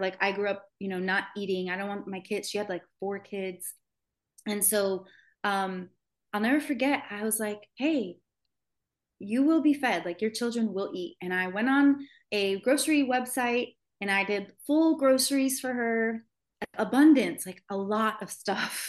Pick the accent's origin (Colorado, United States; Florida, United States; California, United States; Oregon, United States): Florida, United States; Miami; I grew up in Miami, um, in the heart of like where celebrities live